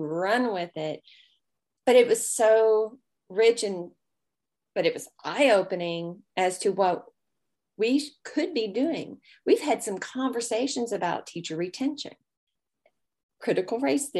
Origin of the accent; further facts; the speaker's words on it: the South, United States; accent: Southern drawl; being a Southerner, I have quite a long way of saying things and lots of pauses